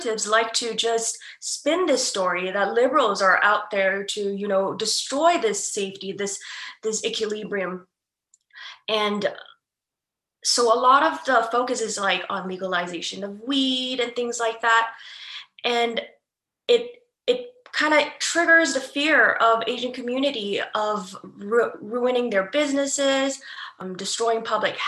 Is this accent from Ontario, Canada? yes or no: yes; Ontario, Canada; I'm from Canada, so I can only speak about my experiences in specifically Ontario